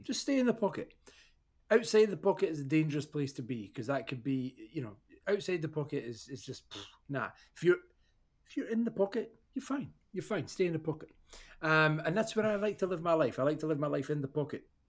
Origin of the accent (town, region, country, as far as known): Scotland, United Kingdom